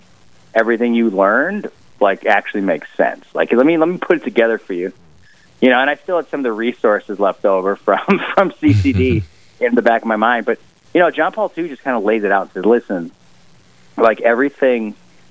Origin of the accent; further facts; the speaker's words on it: Chicago, Illinois, United States; now in Milwaukee, United States; I grew up in Chicago